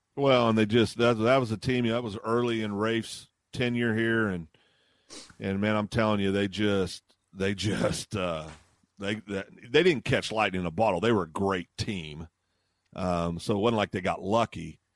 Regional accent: Kansas, United States; now in Guthrie, Oklahoma, United States; when I was a kid growing up in Kansas

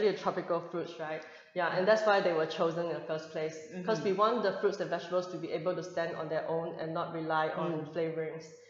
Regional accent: Hong Kong; moved away; also born or lived in Singapore; I grew up in Hong Kong. Originally, and then I did my studies in Singapore as well

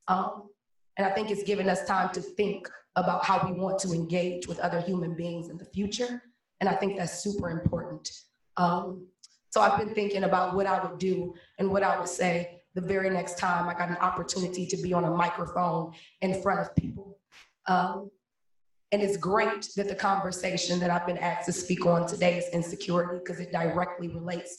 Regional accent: Cleveland, Ohio, United States; Born and raised in Cleveland, Ohio

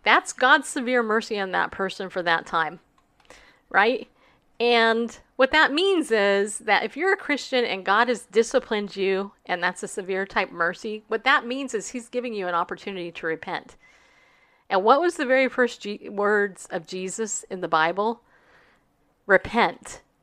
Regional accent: United States; as an American

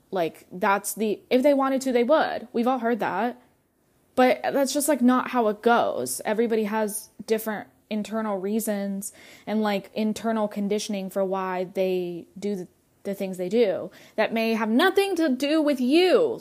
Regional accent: North Carolina, United States; first language Russian; English is a second language; moved away as an adult; also born or lived in Russia; now in Atlanta, United States; I was raised in North Carolina, but I told you that I'd lived in Russia for the first five years of my life

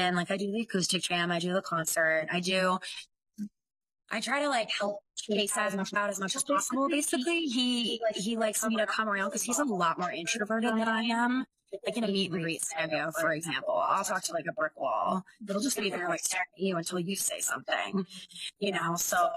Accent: San Luis Obispo County, California, United States; now in Los Angeles, United States; I grew up in San Luis Obispo County, which is like central coast of California, like equidistant between Los Angeles and San Francisco

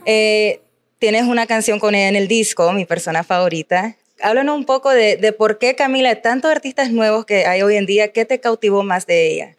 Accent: Nicaragua; yo soy nicaragüense

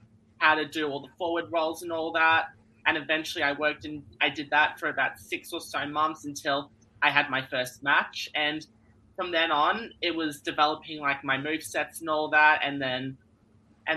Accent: Melbourne, Victoria, Australia; I'm from Melbourne, Australia, and I've been wrestling for 4 years now. And here in Melbourne, I train at the NCW Academy

